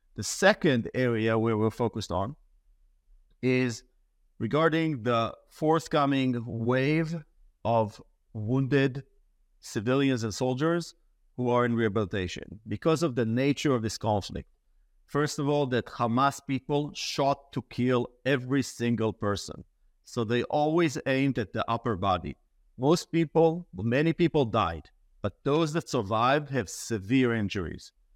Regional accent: Israel; I grew up in Israel.

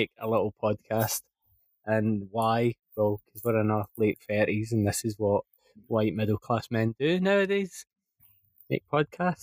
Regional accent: Scotland, United Kingdom; being Scottish

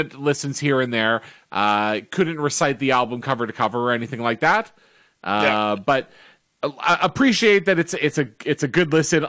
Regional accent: Canada; we're of course from Canada.

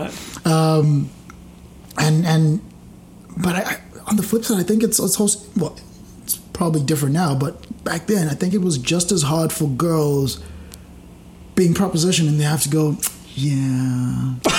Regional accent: Zimbabwe; now in Australia; growing up in Zimbabwe

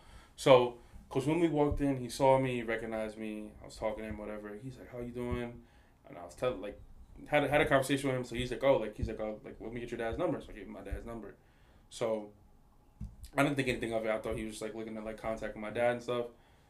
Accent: Paterson, New Jersey, United States; my hometown, Patterson.

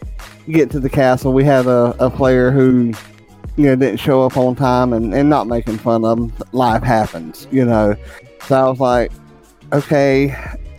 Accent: the South, United States; I'm from the South

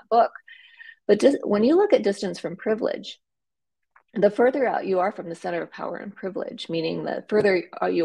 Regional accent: South Dakota, United States; moved away as an adult; also born or lived in Nebraska; I grew up in a very small town in rural South Dakota

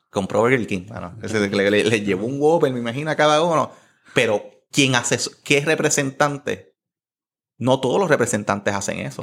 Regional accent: Guaynabo, Puerto Rico; yo viví en Guaynabo de hecho, mis papás viven allí. 27, 28 años de mi vida viven en Guaynabo.

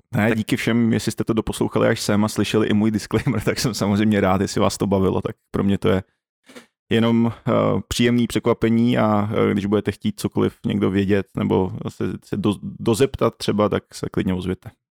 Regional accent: Czechia; jako Čech

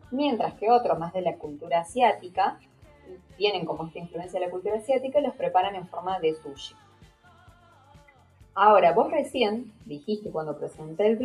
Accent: Argentina; no es como nosotros argentinos, como por ejemplo los españoles

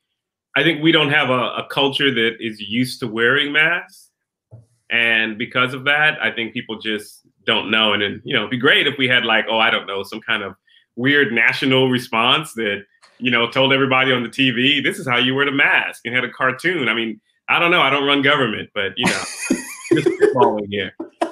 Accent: Queens, New York, United States; born there; also born or lived in Brooklyn; So I was born in Queens, New York. My parents were immigrants from the Caribbean, from the island of Trinidad and Tobago, Republic of Trinidad and Tobago.

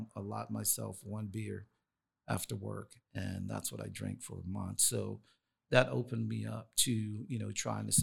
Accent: North Carolina, United States; now in Sacramento, United States; So I'm from North Carolina. That's where I grew up.

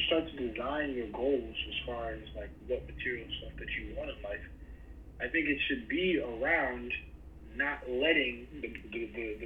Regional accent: New York City, New York, United States; as a New Yorker, born and raised and lived there all my life

